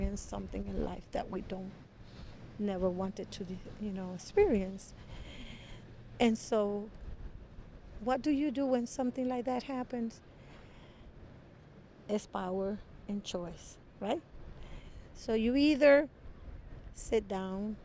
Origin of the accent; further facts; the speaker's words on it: Puerto Rico; now in Milwaukee, United States; I grew up in Puerto Rico